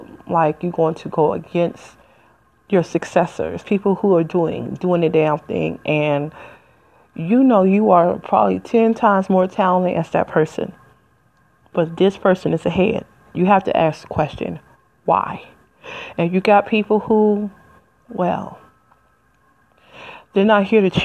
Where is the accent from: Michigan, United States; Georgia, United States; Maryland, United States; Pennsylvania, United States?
Michigan, United States; Detroit; moved away as an adult; also born or lived in Flint, Michigan; I'm from Detroit, Detroit, 313. Ain't lived there in 20 years.